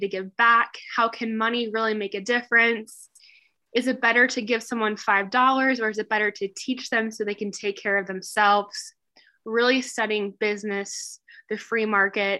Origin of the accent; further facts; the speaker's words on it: Midwest, United States; I definitely grew up in the Midwest.